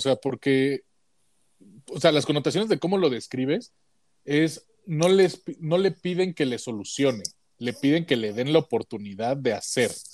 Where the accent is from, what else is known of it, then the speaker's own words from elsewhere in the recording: Mexico; aquí, aquí en México